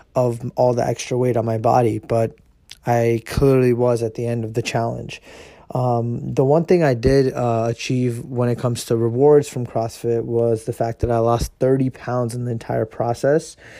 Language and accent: English; United States; I am Indian, and uh, you know I was born here in America